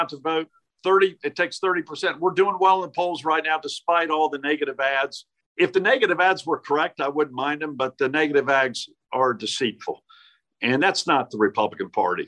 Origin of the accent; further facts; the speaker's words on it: Greensboro, North Carolina, United States; I grew up in Greensboro, went to Ragsdale High School.